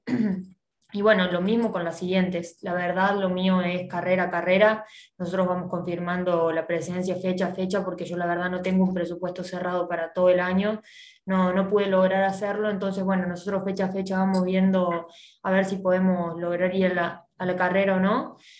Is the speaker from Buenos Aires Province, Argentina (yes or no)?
no; Del Campillo, Córdoba, Argentina; moved away as an adult; el pueblo del que yo soy, del Campillo